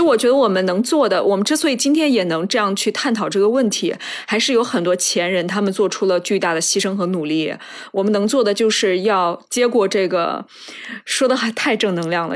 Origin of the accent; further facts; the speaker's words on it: Shandong, China; moved away; 我小时候是生活在山东嘛